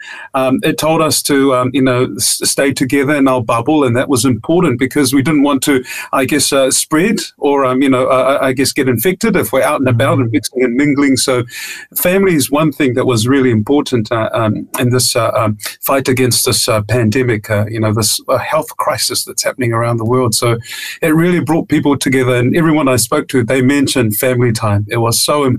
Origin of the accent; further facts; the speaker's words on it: Auckland, New Zealand; also born or lived in Tonga; I was about 9 years old when I moved from Tonga to Aotearoa. So my father came to build a church on Whawhana Road here in Auckland, in Mangere